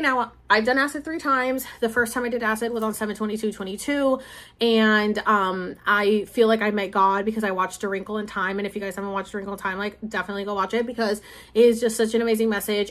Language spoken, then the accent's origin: English; Puerto Rico; this is my roots. These are my people. I'm from Puerto Rico, and like I'm from Puerto Rico.